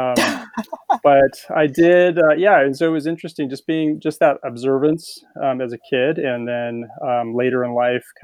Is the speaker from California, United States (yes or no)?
yes; California, United States; I grew up in California, and so I was a surfer and beach volleyball player